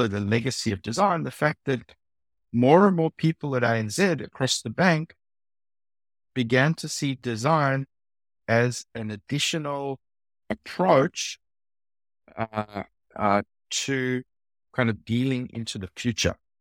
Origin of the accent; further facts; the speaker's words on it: South Africa; accent: South African; also born or lived in Silicon Valley, United States / Shanghai, China; now in Sydney, Australia; my accent is a South African accent.